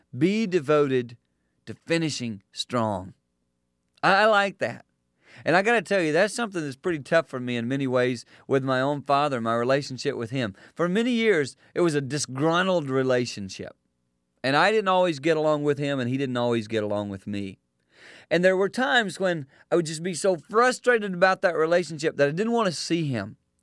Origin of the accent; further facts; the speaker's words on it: South Carolina, United States; Growing up in South Carolina, we would go to church every week